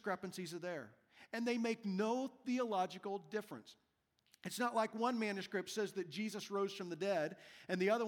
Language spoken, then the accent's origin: English; Wichita, Kansas, United States; My birth certificate that says that I was born in Wichita, Kansas.